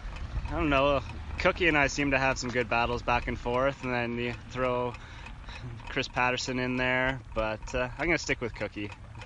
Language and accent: English; Carstairs, Alberta, Canada; also born or lived in Calgary; Born and raised in Calgary area, mostly in Carstairs, Alberta.